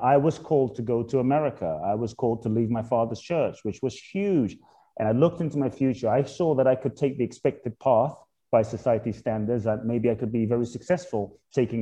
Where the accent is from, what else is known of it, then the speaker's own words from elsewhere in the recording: London, United Kingdom; also born or lived in Ghana; I was born in Ghana, West Africa. My father's from Ghana. My mother's Japanese. I grew up in London. We're just speaking. I grew up in Peckham, Dulwich, Brixton, Camberwell, South London